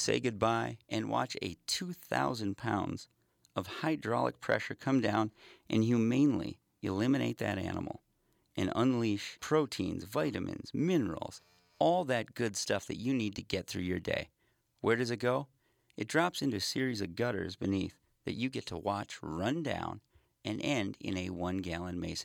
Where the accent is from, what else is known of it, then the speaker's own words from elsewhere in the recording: Detroit Lakes, Minnesota, United States; my hometown, Detroit Lakes, Minnesota